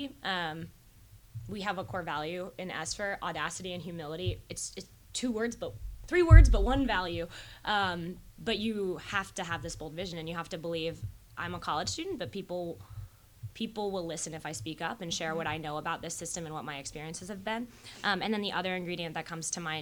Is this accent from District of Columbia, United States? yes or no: no; Northborough, Massachusetts, United States; I grew up in Massachusetts outside Worcester in a town called Northborough